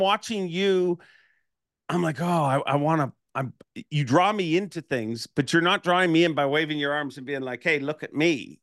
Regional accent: Toronto, Ontario, Canada; I'm from Toronto

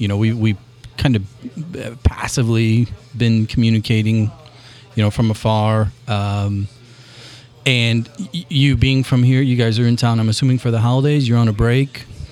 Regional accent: Granite City, Illinois, United States; you guys know I'm from Granite City.

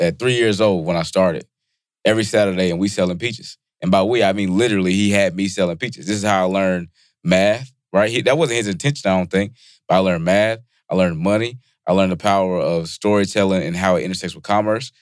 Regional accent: Bennettsville, South Carolina, United States; moved away; also born or lived in York, South Carolina; I'm from South Carolina

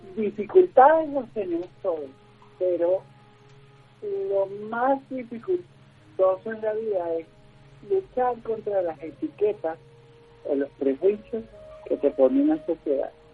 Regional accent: Venezuela; moved away as an adult; now in Colombia; no puedo desarrollar actualmente en mi país, por, por las circunstancias que, vivimos en Venezuela

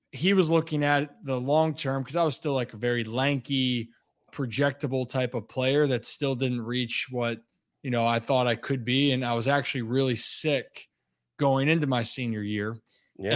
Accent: Hunt Valley, Maryland, United States; moved away as an adult; now in Washington, D.C., United States; I grew up outside the city, so Hunt Valley is about 25 ish

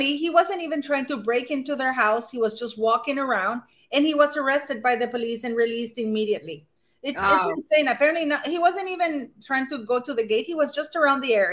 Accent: Canada; I'm Canadian

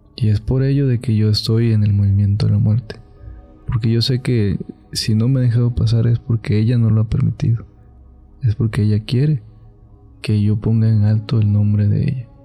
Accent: Catemaco, Veracruz, Mexico; Yo soy de Catemaco.

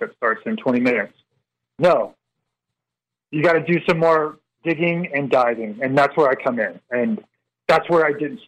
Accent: Northern Virginia, United States; we're from the Northern Virginia area

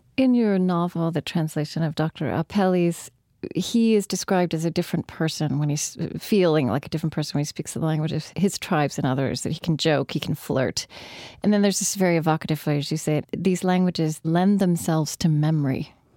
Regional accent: Shawnee, Oklahoma, United States; moved away; I grew up in a place called Shawnee in Pottawatomie County

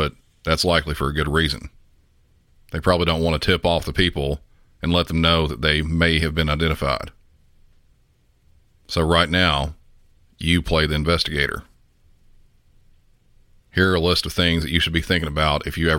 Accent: the South, United States; I'm from the South

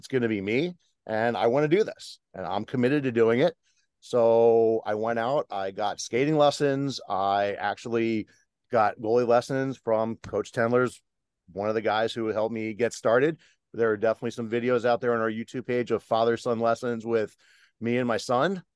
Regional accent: New Jersey, United States; where I grew up in South Jersey

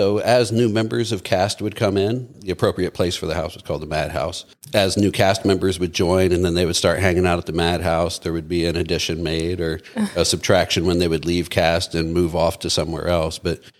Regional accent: Midwest, United States; moved away; I come from the Midwest, Catholic town

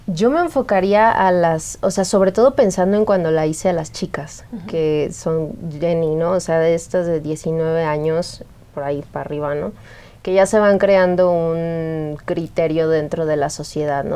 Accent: Xalapa, Veracruz, Mexico; yo soy de Jalapa

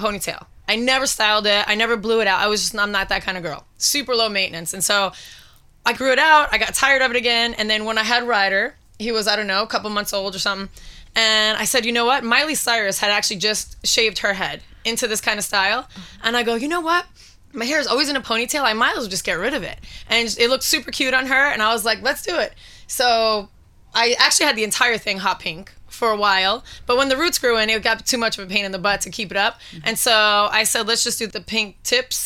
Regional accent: New York City, New York, United States; moved away as an adult; also born or lived in Las Vegas; I'm from New York City originally. I moved to Las Vegas in 2000

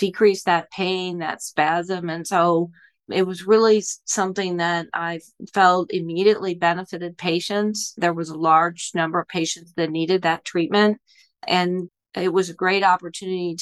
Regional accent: Indianapolis, Indiana, United States; now in Buffalo, United States; I grew up in Indiana, and my father is a physician

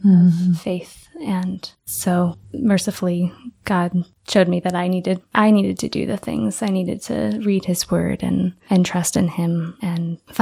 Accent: California, United States; also born or lived in Illinois; I was born in Illinois. My dad had a job change when I was six, and he took a job out in California as an accountant for a Christian college. So we moved cross country

